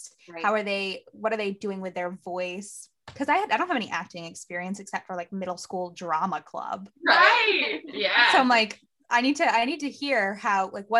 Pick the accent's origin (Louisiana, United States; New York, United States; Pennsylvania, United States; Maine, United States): Maine, United States; also born or lived in Arkansas; because I was born in Arkansas, but we moved to Maine.